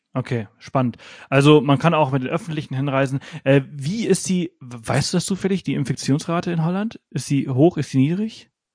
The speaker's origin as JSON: {"language": "German", "town": "Pollença", "region": "Balearic Islands", "country": "Spain", "moved": "yes", "lives_now": "Garmisch-Partenkirchen, Germany", "said": "ich komme ja aus Poyenza"}